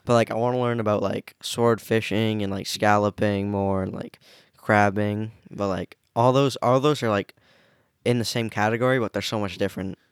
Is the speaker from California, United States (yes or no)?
no; Maine, United States; also born or lived in Rockland, Maine / Harpswell, Maine / Brunswick, Maine / Lisbon, Maine; born in Maine. I've never lived anywhere other than the state of Maine, but, like, obviously I've switched towns